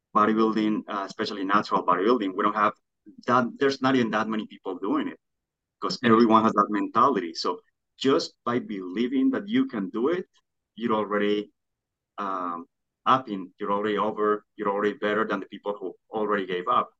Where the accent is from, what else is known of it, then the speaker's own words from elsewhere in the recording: Colombia; moved away; I grew up in Colombia